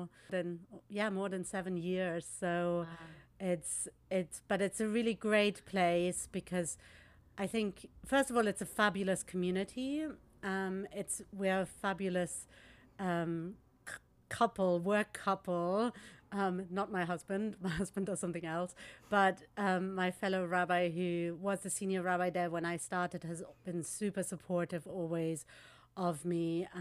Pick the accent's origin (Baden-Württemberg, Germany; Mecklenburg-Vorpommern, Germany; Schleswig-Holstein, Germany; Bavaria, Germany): Bavaria, Germany; Munich; moved away as an adult; now in London, United Kingdom; I wasn't born in Munich, but I grew up in Munich